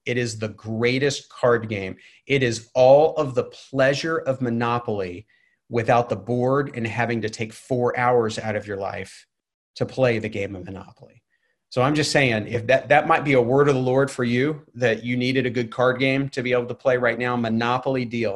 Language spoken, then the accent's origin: English; Waco, Texas, United States; now in Atlanta, United States; I grew up in Waco, Texas